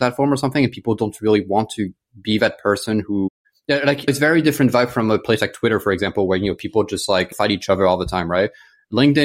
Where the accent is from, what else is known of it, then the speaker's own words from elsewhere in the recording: France; English is a second language; moved away as an adult; also born or lived in United States / United Kingdom / Australia / Botswana; I grew up in France. My family's French. So I'm French-American